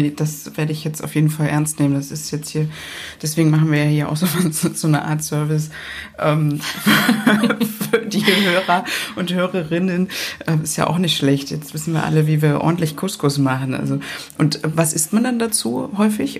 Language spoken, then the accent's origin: German; Berlin, Germany; wir Berliner